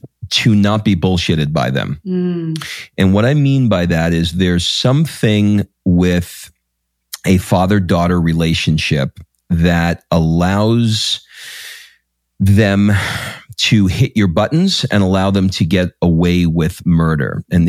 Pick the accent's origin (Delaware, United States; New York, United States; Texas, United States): New York, United States; I used to listen to him on the AM radio because I grew up in New York, and he had a radio show on WNBC.